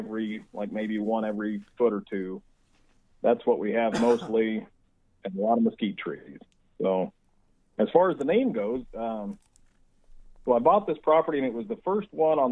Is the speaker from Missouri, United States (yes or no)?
yes; Missouri, United States; born or raised there; also born or lived in Iowa; now in Arizona, United States